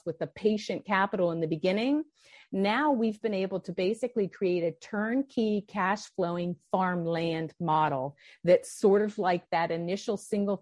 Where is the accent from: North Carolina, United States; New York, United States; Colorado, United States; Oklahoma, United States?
Colorado, United States; Denver; also born or lived in California; I was from Denver, Colorado